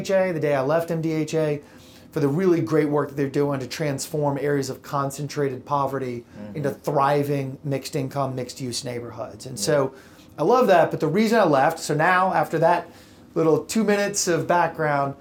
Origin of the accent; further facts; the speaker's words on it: Nashville, Tennessee, United States; moved away as an adult; also born or lived in San Francisco / New York; born and raised in Nashville, grew up here